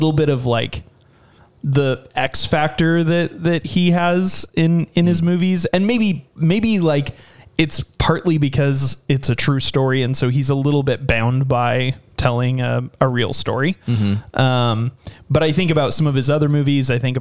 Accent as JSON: {"language": "English", "region": "California", "country": "United States", "tie": "born or raised there", "said": "my home state"}